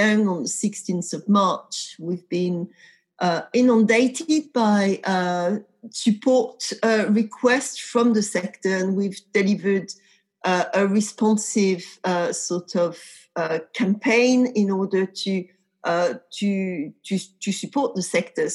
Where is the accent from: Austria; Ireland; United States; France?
France; a tiny village in the center of France, central France; accent: French; English is a second language; moved away; also born or lived in Paris; I grew up in a tiny, tiny village in the center of France